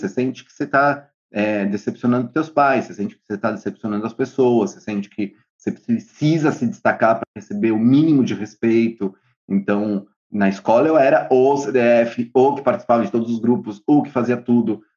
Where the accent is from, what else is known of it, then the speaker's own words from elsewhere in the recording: São Paulo, Brazil; now in Buenos Aires, Argentina; eu sou de São Paulo, eu moro em Buenos Aires